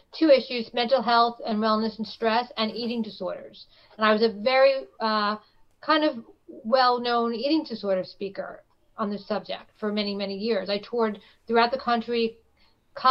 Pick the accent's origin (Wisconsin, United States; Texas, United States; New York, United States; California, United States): New York, United States; New York City; I grew up in Brooklyn. I was born and raised here